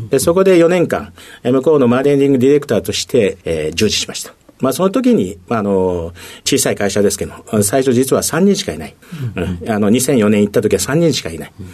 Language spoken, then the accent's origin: Japanese; Higashimurayama, Tokyo, Japan; 出身はですね、東京になります。